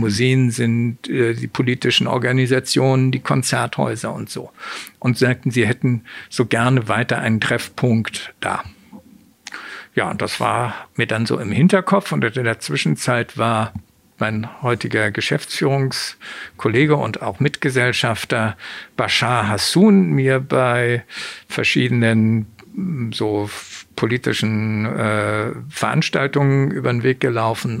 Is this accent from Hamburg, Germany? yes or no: yes; Hamburg, Germany; Ich bin in Hamburg geboren, aufgewachsen